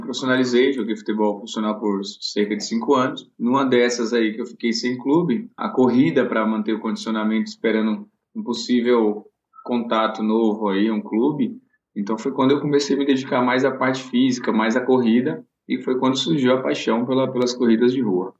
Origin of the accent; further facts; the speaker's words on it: Vitória da Conquista, Bahia, Brazil; moved away as an adult; now in São Paulo, Brazil; eu sou de Vitória da Conquista, né, sou do interior